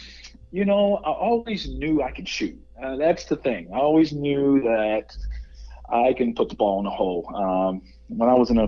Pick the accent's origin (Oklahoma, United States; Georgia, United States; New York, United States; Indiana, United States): Indiana, United States; Anderson; Yes, I was born and raised in Anderson.